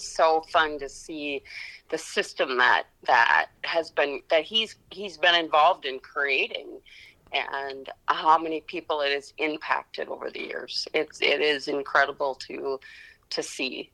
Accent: Spring Lake Park, Minnesota, United States; moved away as an adult; now in St. Cloud, United States; I grew up in Spring Lake Park, so Blaine, Coon Rapids area. That's where I grew up

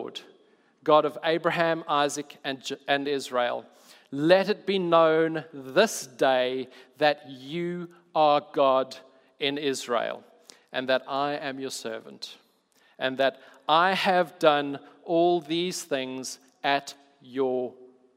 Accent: South Africa; I'm South African

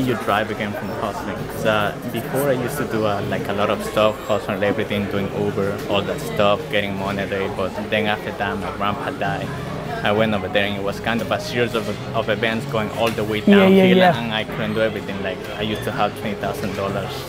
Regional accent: Houston, Texas, United States; I'm from Houston.

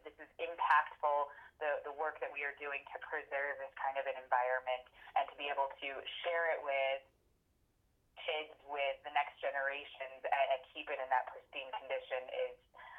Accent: Germany; I grew up in Germany when I was a child. My father was a Fulbright professor.

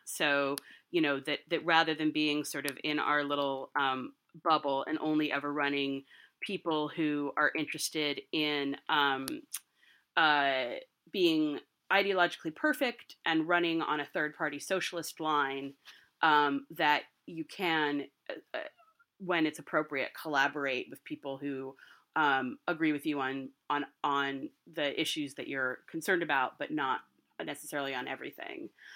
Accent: California, United States; now in New York, United States; my home state of California

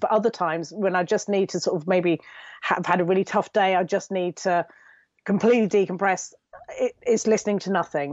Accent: United Kingdom; I'm typical Brit

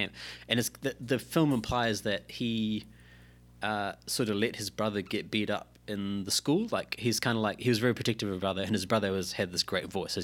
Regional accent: New Zealand; being a New Zealander myself

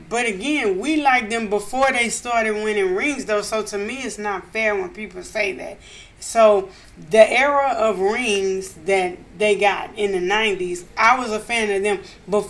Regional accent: DeQuincy, Louisiana, United States; now in Houston, United States; I was born in Louisiana

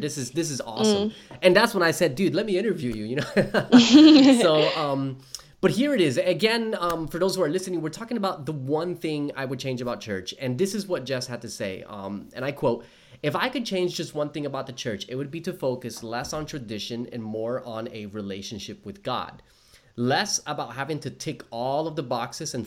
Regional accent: New Jersey, United States; moved away as an adult; now in Australia; I am from New Jersey

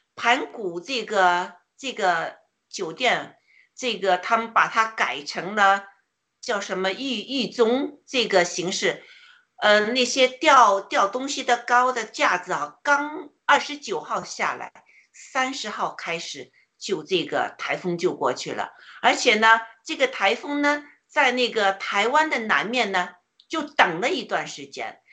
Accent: China; 我们中国人

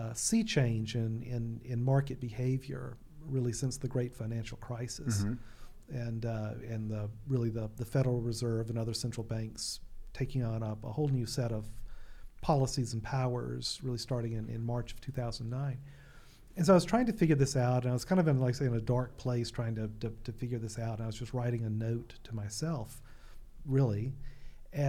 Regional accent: Alabama, United States; now in Fairfield County, Connecticut, United States; I grew up in Alabama

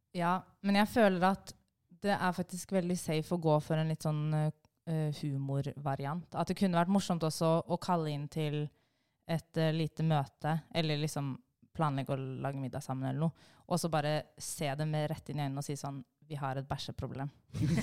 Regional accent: Bærum, Akershus, Norway; jeg kommer fra Bærum

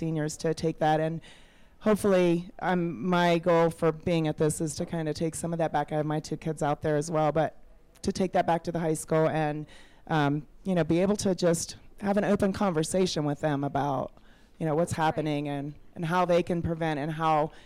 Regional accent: Midwest, United States; moved away as an adult; I'm from the Midwest, so it's been a little bit of a culture shock coming out here

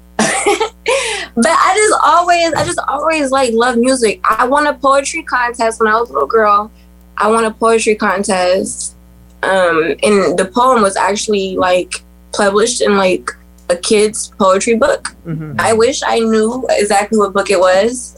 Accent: Youngstown, Ohio, United States; also born or lived in Columbus, Ohio; I was born and raised in Youngstown, Ohio

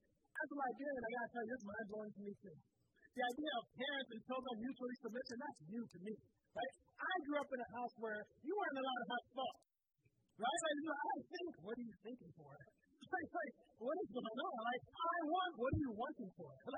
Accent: Southwest Florida, United States; I grew up in Southwest Florida

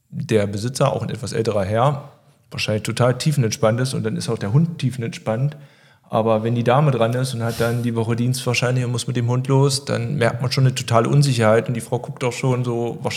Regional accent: Wernigerode, Saxony-Anhalt, Germany; Also ich bin ja aus Wernigerode

